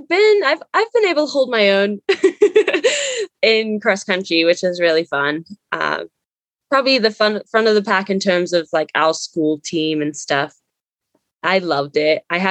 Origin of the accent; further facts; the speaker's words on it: Zimbabwe; moved away as an adult; I grew up there, was born and raised, and only left to come over for college